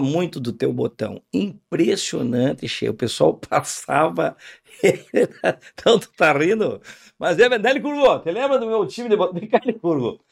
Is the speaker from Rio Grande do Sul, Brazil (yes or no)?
yes; Uruguaiana, Rio Grande do Sul, Brazil; Quando eu era piá, lá em Uruguaiana